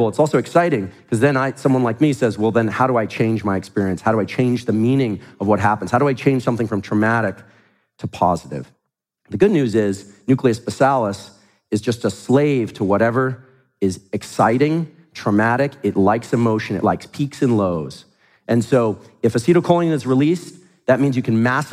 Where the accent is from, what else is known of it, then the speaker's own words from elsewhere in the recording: Silicon Valley, California, United States; I grew up in Silicon Valley